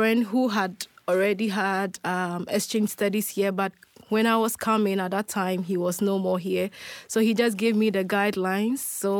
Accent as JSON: {"language": "English", "town": "Kumasi", "region": "Ashanti", "country": "Ghana", "tie": "born there", "said": "That's my name. I'm 27 years of age. I was born in Kumasi, which is a city in Ghana."}